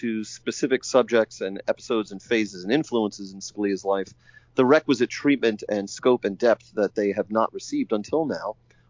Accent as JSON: {"language": "English", "town": "Staten Island", "region": "New York", "country": "United States", "said": "And I'm an outer borough New Yorker as well. I come from Staten Island."}